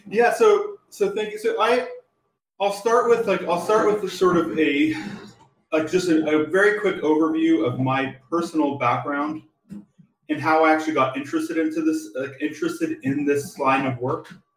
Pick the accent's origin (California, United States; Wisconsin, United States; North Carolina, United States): California, United States; San Diego; I was born and raised in San, San Diego, California